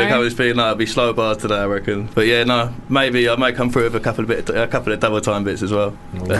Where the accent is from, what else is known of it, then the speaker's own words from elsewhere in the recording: Sevenoaks, South East England, United Kingdom; moved away as an adult; now in Leeds, United Kingdom; I'm from Kent.